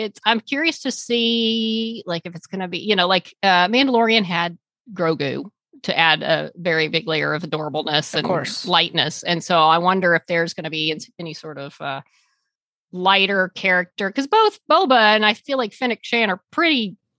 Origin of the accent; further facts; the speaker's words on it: Australia; Being Australian means I have definitely made fun of their accents my entire life.